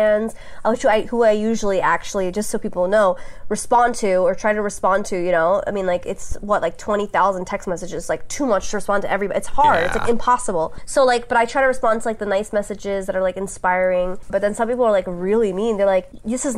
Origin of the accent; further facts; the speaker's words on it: New York City, New York, United States; moved away as an adult; now in Los Angeles, United States; I grew up on Staten Island